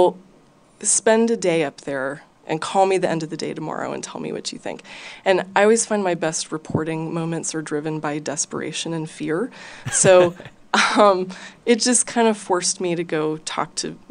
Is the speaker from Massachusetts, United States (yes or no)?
no; New York, United States; moved away as an adult; now in Austin, United States; I came from the East Coast originally, from New York, and I came to Austin.